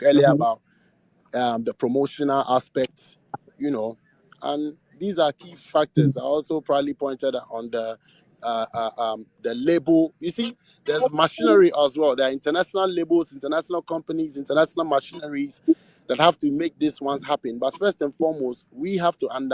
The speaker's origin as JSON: {"language": "English", "country": "Ghana", "said": "all of us as a people, all of us as Ghanaians"}